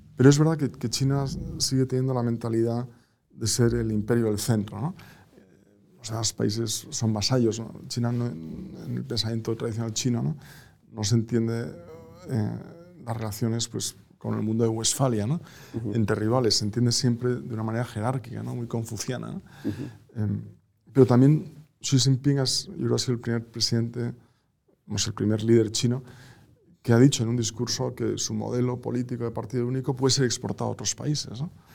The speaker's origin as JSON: {"language": "Spanish", "country": "Spain", "also_born_or_lived": "Boston"}